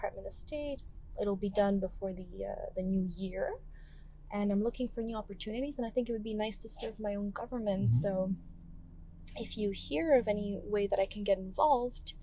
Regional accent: Canada; I'm a Canadian girl with Greek roots

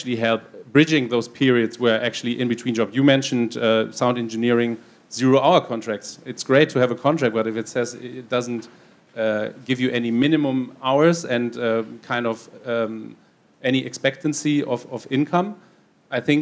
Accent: Brussels, Brussels-Capital Region, Belgium; I'm from Brussels

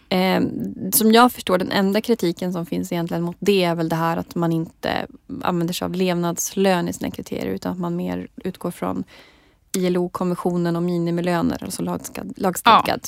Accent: Jämtland, Sweden; Jag är också från Jämtland

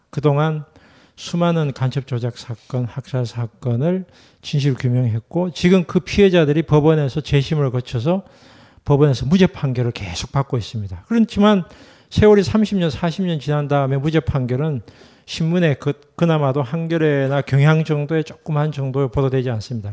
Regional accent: Gyeongsang, South Korea; 제가 경상도 출신이고

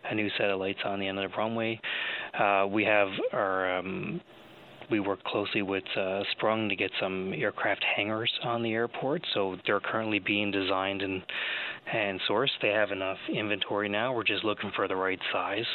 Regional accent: St. John's, Newfoundland and Labrador, Canada; I'm from the East Coast. I'm from St. John's, and I love it there

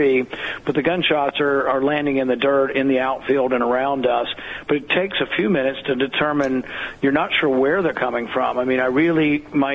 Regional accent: the South, United States; I grew up in the South

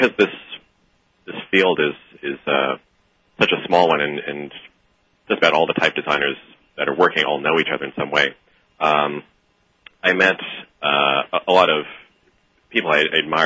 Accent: New York, United States; as both Jonathan and I grew up in New York

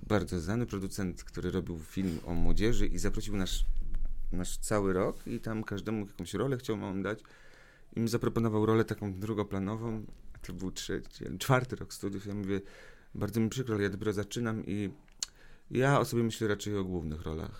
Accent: Radom, Masovian Voivodeship, Poland; also born or lived in Wrocław; moje w ogóle dzieciństwo i młodość radomską

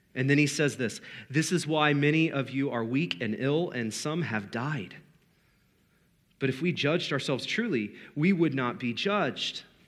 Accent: United States; we're American

